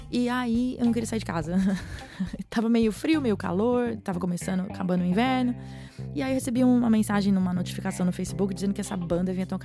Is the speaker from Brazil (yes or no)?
yes; Brazil; eu sou brasileira e eu me senti agora, né? As raízes despertaram aqui.